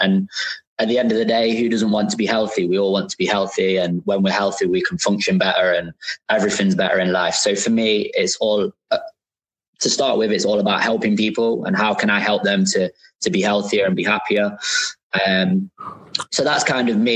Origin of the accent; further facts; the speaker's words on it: Nottingham, East Midlands, United Kingdom; I'm from Nottingham, but you guys would probably say Nottingham